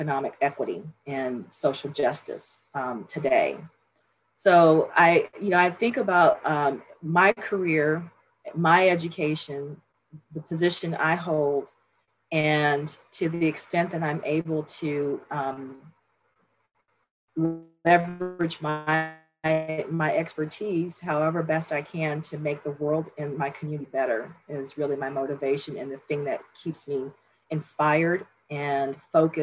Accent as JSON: {"language": "English", "town": "Los Angeles", "region": "California", "country": "United States", "tie": "born or raised there", "also_born_or_lived": "Berkeley / Atlanta / Bethesda", "moved": "as an adult", "said": "I grew up in South Central Los Angeles."}